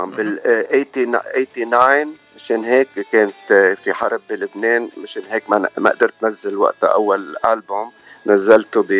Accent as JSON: {"language": "Arabic", "town": "Ajaltoun", "region": "Keserwan-Jbeil", "country": "Lebanon", "moved": "yes", "said": "اوكي انا من عجلتون كسروان لبنان وجينا بايام الحرب"}